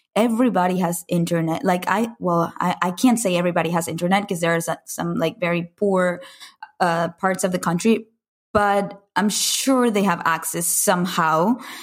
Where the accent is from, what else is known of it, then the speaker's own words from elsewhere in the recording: Caracas, Capital District, Venezuela; moved away as an adult; I grew up in Caracas, Venezuela, in Latin America